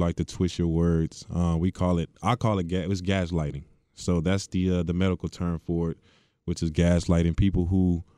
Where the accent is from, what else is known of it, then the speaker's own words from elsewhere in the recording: Hitchcock, Texas, United States; Small town, Hitchcock, Texas, right outside of Galveston.